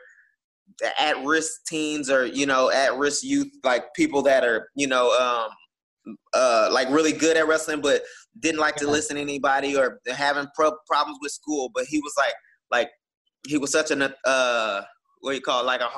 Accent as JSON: {"language": "English", "town": "Houston", "region": "Texas", "country": "United States", "said": "I was coming from Houston"}